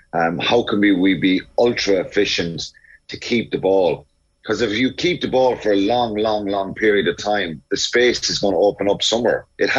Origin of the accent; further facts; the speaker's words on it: Ireland; being Irish